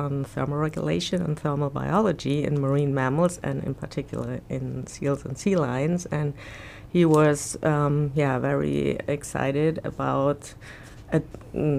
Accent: Bonn, North Rhine-Westphalia, Germany; English is a second language; moved away as an adult; also born or lived in Rostock, Germany; now in Florida, United States; I'm from Germany, Bonn, the former capital, but the last 10 years before my arrival at Florida, I spent at Rostock

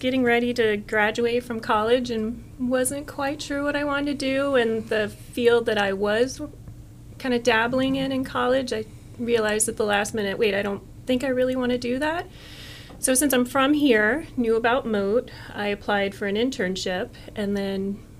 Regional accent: Bradenton, Florida, United States; From Bradenton. Really? Yeah, born and raised.

